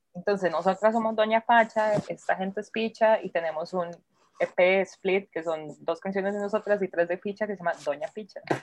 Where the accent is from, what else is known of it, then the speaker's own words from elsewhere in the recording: Turrialba, Cartago, Costa Rica; moved away; yo soy de Turrialba, casi nunca puedo ir, pero cuando voy intento como estar con mi mamá